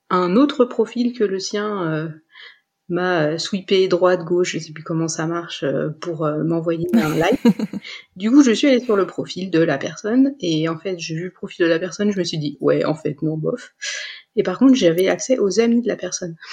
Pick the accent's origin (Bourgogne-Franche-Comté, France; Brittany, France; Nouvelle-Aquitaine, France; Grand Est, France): Bourgogne-Franche-Comté, France; Dijon; Euh, je, moi, je venais de Dijon, euh, j'avais encore des amis là-bas.